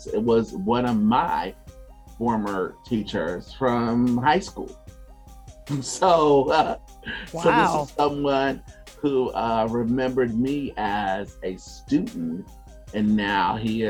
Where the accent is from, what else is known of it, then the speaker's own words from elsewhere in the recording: Chicago, Illinois, United States; moved away; I'm originally from Chicago, and I've been teaching now for about 6 years, and this is my first opportunity to teach in the Chicagoland area, to be around students in high school where I grew up.